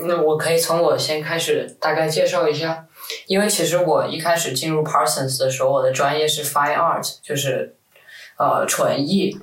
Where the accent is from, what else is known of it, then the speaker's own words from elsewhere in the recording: Guangzhou, Guangdong, China; moved away as an adult; also born or lived in New York; 我是广州这边长大的